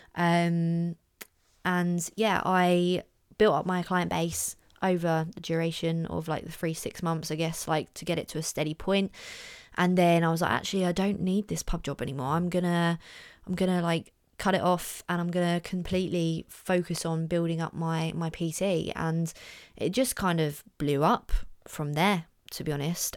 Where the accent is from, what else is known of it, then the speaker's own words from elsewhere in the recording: Orpington, London, United Kingdom; in my hometown, big up Orpington.